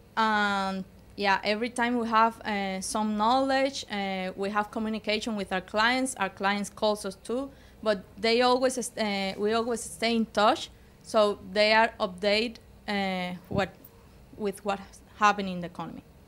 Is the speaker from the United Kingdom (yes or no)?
no; Cuba; moved away; we were raised in Cuba.